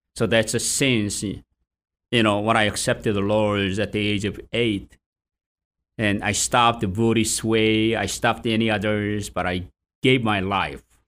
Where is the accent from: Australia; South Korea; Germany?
South Korea; moved away as an adult; also born or lived in England; now in Boston, United States; I was born in South Korea